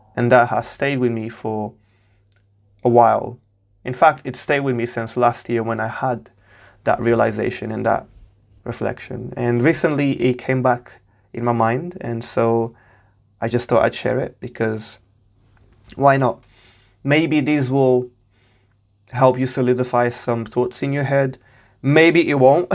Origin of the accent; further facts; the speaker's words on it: Portugal; now in United Kingdom; I was born and raised in Portugal. I'm currently based in the U K.